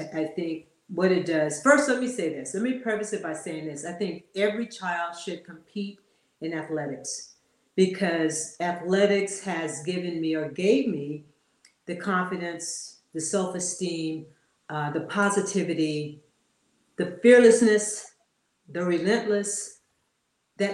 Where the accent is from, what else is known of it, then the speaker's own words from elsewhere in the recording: Los Angeles, California, United States; growing up in South Central